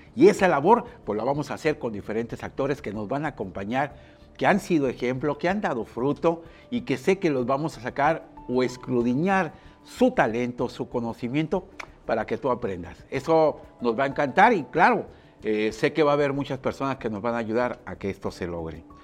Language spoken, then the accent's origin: Spanish; Puerto Vallarta, Jalisco, Mexico; Yo nací aquí en Puerto Vallarta, una ciudad 100% turística